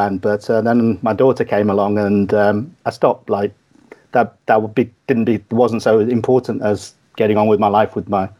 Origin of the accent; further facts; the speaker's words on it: Manchester, North West England, United Kingdom; accent: Manc; also born or lived in Kathmandu, Nepal; now in London, United Kingdom; I grew up in Manchester, every now and then people here say, oh, every now and then we can hear your Manchester accent. You're just trying to, your Manc accent, you're just trying to sound posh because you live down in London.